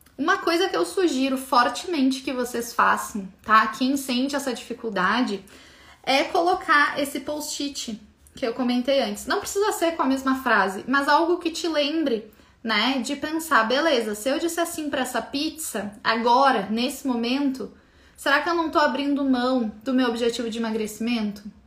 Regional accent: Brazil

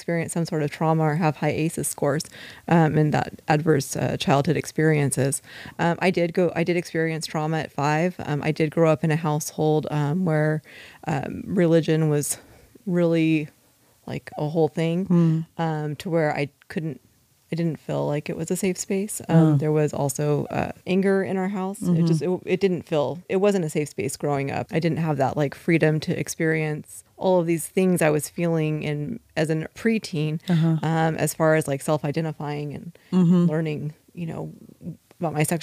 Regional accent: Ventura County, California, United States; I am from Ventura County. We've been here since I was four, and I went through the juvenile and foster systems in the county

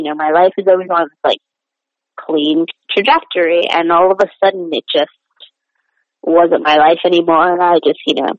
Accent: New York City, New York, United States; even though I grew up in New York, my parents were very in from their cultures, and therapy was just not something we did.

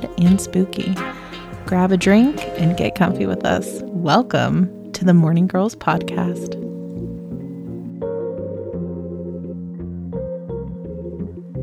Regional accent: Southern California, United States; also born or lived in Pittsburgh area, Pennsylvania; now in Pittsburgh, United States; I am originally from Southern California. I moved to the Pittsburgh area

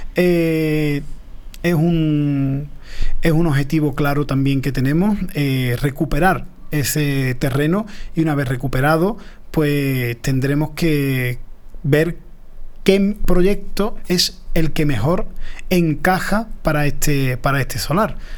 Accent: Paterna de Rivera, Andalusia, Spain; yo soy muy paternero

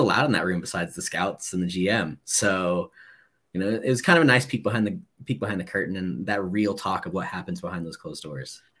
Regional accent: Southern California, United States; moved away; also born or lived in Washington; I was born in Southern California. Um, Moose's family, my family are all Angel fans, grew up not too far from Anaheim Stadium

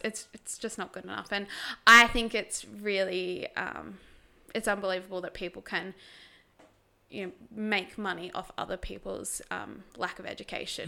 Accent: Tasmania, Australia; I grew up in Tassie. Good old little Tassie.

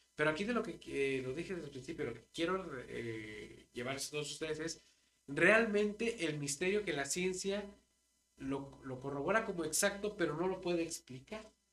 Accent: Mexico; soy mexicano

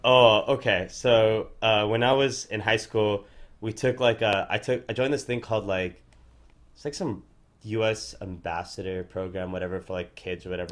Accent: Orange County, California, United States; We're from Orange County.

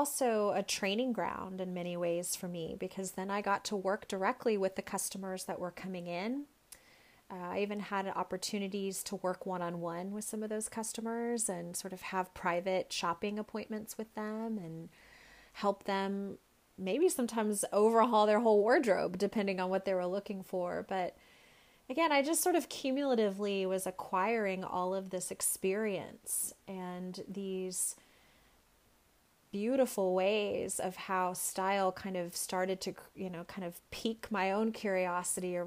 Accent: Dallas, Texas, United States; now in Boston, United States; Dallas, where I grew up

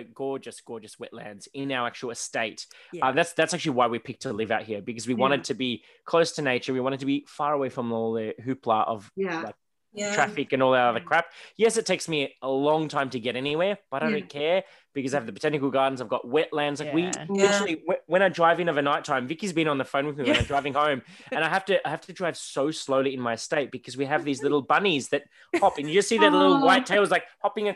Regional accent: Melbourne, Victoria, Australia; I wear a lot of black, but that's because I'm from Melbourne

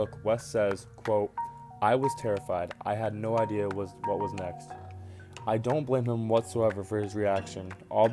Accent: Keene, New Hampshire, United States; I was born and raised in Keene, New Hampshire

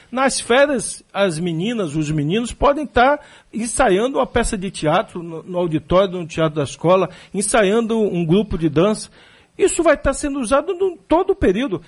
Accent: Salvador, Bahia, Brazil; ela botava para a gente caminhar 3 quilômetros, de onde eu nasci ali, da minha casa, até o Luiz Tarquinho dava 3 quilômetros, a pé

